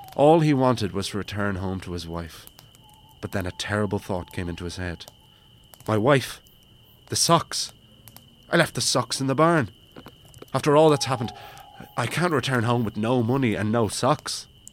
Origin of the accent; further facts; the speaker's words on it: Wicklow, Leinster, Ireland; also born or lived in Bray; now in Dublin, Ireland; Wicklow town